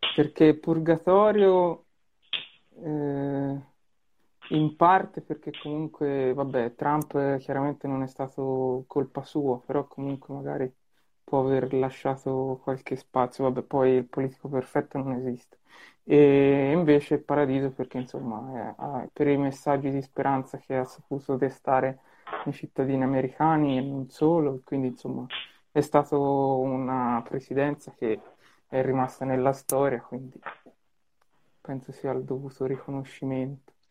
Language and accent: Italian; Tuscany, Italy; io da toscano